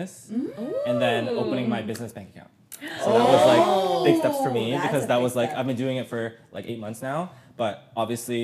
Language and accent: English; Ancaster, Ontario, Canada; I grew up in Ancaster